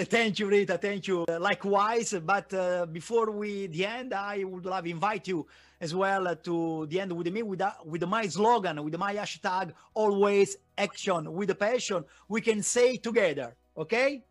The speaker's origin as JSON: {"language": "English", "town": "Naples", "region": "Campania", "country": "Italy", "tie": "born or raised there", "second_language": "English", "moved": "yes", "lives_now": "Milan, Italy", "said": "I am located in Milan, but I was born in Naples. My family is there"}